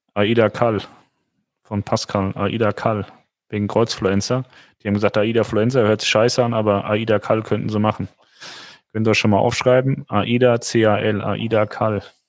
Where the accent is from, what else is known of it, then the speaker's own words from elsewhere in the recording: Germany; als Deutscher